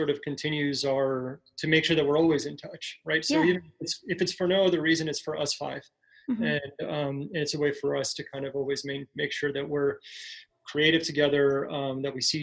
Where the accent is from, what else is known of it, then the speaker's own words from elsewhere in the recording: El Paso, Texas, United States; moved away as an adult; now in Chicago, United States; I've been here in Chicago for you know, going on 8 years, and I still identify myself first as somebody from El Paso.